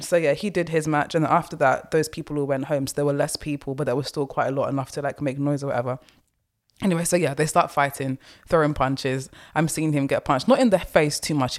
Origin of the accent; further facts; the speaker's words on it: London, United Kingdom; also born or lived in Essex; I grew up in the East End slash Essex area, so I'm used to those accents